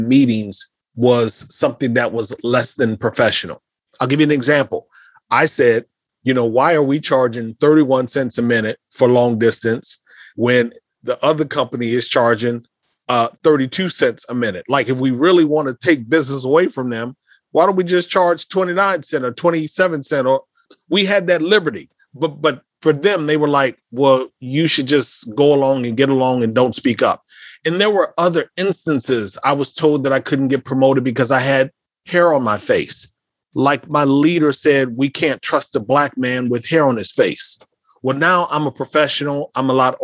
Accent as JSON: {"language": "English", "town": "Davenport", "region": "Iowa", "country": "United States", "tie": "born or raised there", "moved": "as an adult", "said": "growing up in Davenport, Iowa"}